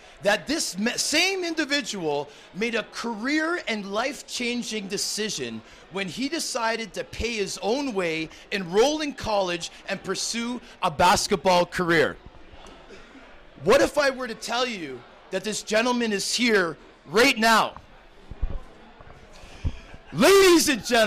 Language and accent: English; Toronto, Ontario, Canada; also born or lived in Vancouver; we're Scarborough boys. We were born in Vancouver, raised in Scarborough